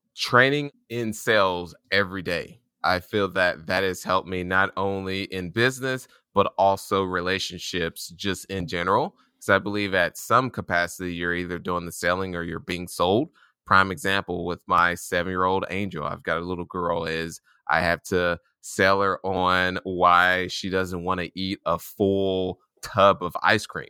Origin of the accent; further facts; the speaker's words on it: Indianapolis, Indiana, United States; I was born and raised in Indianapolis, Indiana